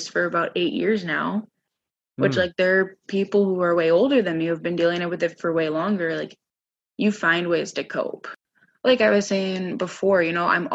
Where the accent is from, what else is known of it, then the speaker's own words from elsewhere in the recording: Minneapolis, Minnesota, United States; moved away as an adult; now in Grand Forks, United States; I originally came from Minneapolis.